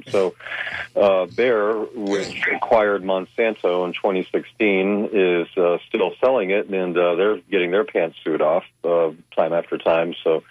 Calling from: Clearwater, Florida, United States; in Clearwater.

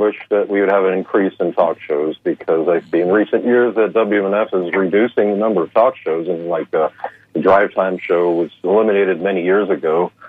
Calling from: Clearwater, Florida, United States; here in Clearwater.

